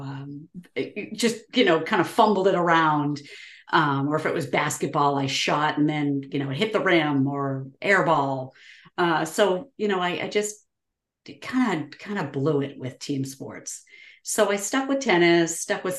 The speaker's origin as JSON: {"language": "English", "region": "New England", "country": "United States", "tie": "born or raised there", "said": "I grew up in New England, born and raised, and been here most of my life."}